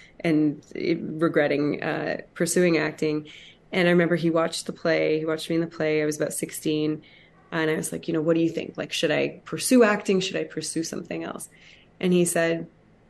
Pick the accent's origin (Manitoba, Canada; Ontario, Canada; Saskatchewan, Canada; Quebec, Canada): Ontario, Canada; Hamilton; it's my hometown, Hamilton, Ontario, Canada